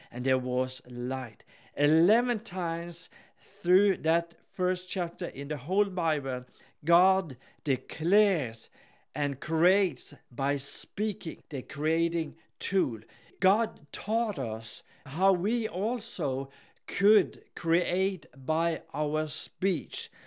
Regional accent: Gothenburg, Västra Götaland, Sweden; I'm here with my wife, Helen, and we are from Gothenburg in Sweden

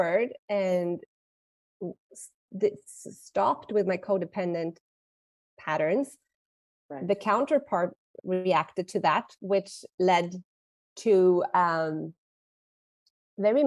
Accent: Sweden; now in Mexico; I am from Sweden, living in Mexico

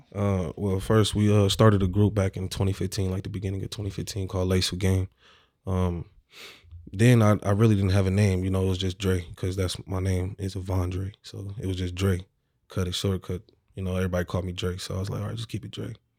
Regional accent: Omaha, Nebraska, United States; I'm from Omaha, Nebraska, specifically North Omaha, Nebraska.

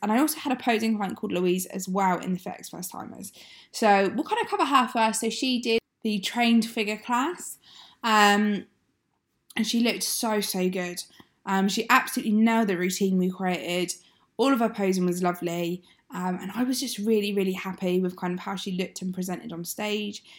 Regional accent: Exeter, South West England, United Kingdom; moved away as an adult; now in Sunderland, United Kingdom; I'm from Exeter

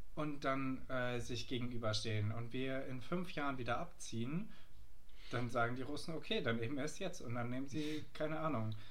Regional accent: Germany; wo wir als Deutsche

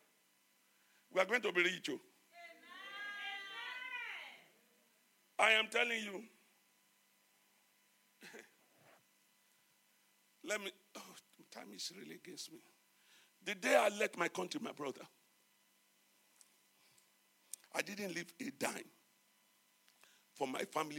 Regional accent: Nigeria; moved away; as a Nigerian

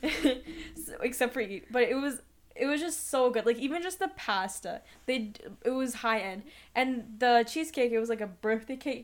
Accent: Canada; also born or lived in Russia; we are from Canada

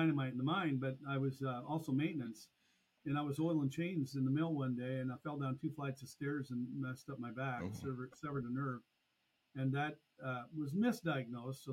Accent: Burlington, Iowa, United States; I was born in Burlington, Iowa, 1963. And it's a city that I'm still located in to this day. Raised here on a farm initially

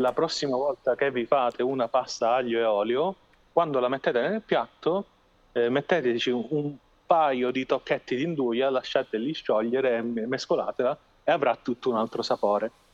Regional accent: Calabria, Italy; siamo orgogliosi di avere nella nostra regione il bergamotto

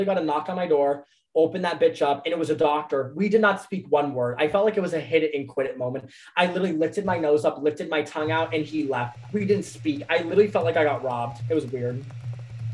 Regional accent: Florida, United States; I'm from Florida

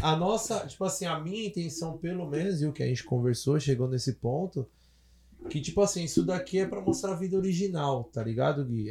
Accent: São Paulo, Brazil; cresci, nasci, cresci lá no centrão de São Paulo

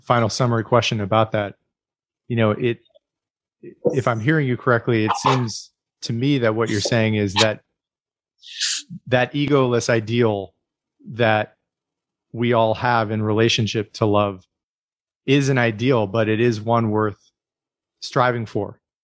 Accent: United States

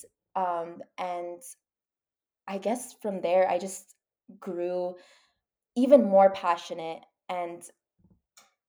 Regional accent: El Paso, Texas, United States; I'm from El Paso, Texas, which is a border city.

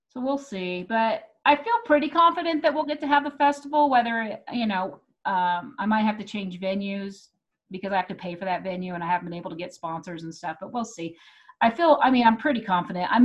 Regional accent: Texas, United States; I grew up, I grew up in Texas. Um, and so I, I had an accent that I worked real hard to get rid of because they made fun of me.

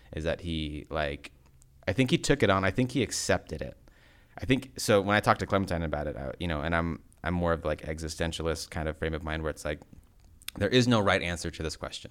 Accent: United States; being American

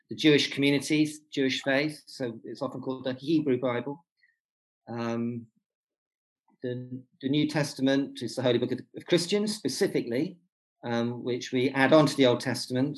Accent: Warwickshire, West Midlands, United Kingdom; moved away as an adult; also born or lived in Newcastle upon Tyne / Birmingham; now in Cumbria, United Kingdom; I was brought up though in Warwickshire, and went to Birmingham as a student, and came out of Birmingham 20 years later with a wife, three kids, and a dog collar

